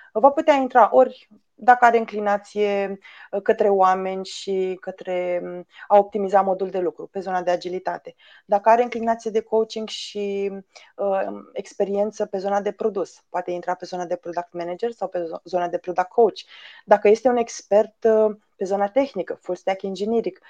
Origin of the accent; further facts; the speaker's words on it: Romania; am crescut în România